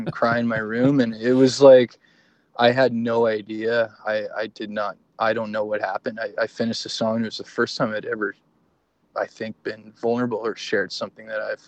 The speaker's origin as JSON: {"language": "English", "town": "Fort Saskatchewan", "region": "Alberta", "country": "Canada", "tie": "born or raised there", "also_born_or_lived": "Edmonton", "said": "I grew up in Fort Saskatchewan, so there was zero art scene there."}